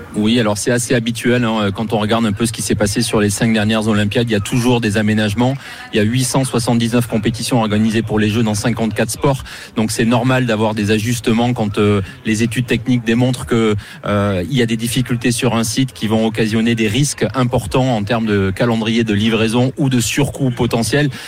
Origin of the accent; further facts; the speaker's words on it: France; je suis français